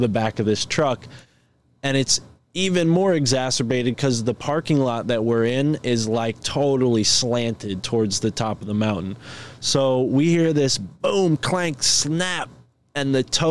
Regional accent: East Coast, United States; we're from the East Coast

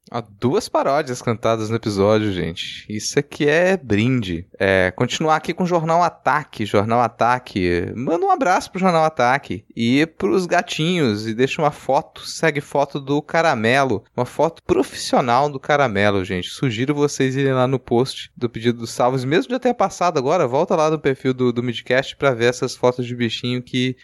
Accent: Minas Gerais, Brazil; nasci em Minas

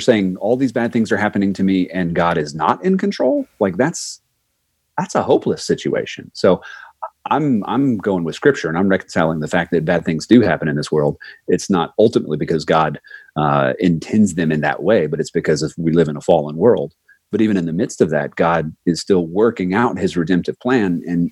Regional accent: Florida, United States; moved away; I'm from Florida

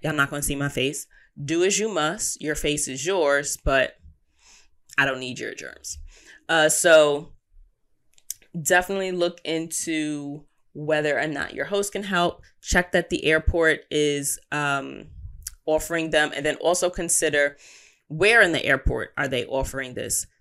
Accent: United States; As an American, our passport has pretty substantial weight

